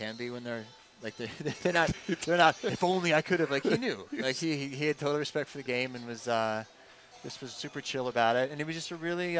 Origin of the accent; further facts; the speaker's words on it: Waterbury, Connecticut, United States; I was born in Waterbury.